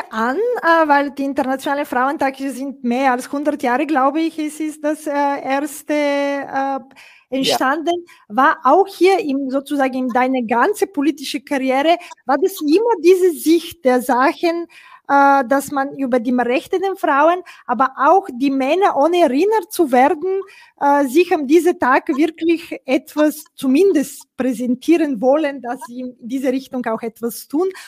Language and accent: German; Bulgaria; German is a second language; ich komme aus Bulgarien ursprünglich